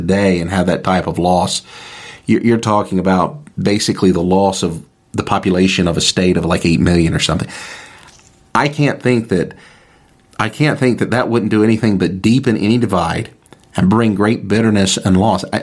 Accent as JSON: {"language": "English", "country": "United States", "said": "as an American citizen"}